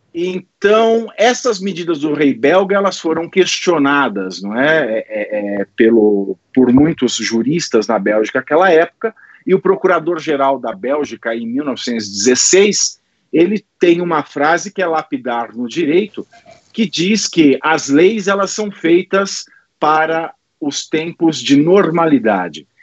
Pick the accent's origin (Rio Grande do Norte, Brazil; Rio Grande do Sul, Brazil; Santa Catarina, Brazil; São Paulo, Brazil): São Paulo, Brazil; Itapira; a minha cidade natal é uma cidade que tem um hotel só no centro da cidade